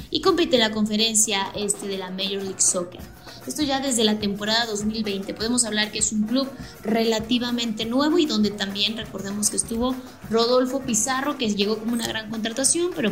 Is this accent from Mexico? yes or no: yes; State of Mexico, Mexico; Yo que soy de del Estado de México, a lo mejor imagínate tener acciones en el Club Toluca, el club al que le vas